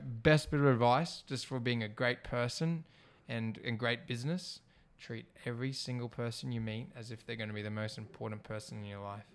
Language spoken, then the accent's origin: English; Australia; I'm Australian born here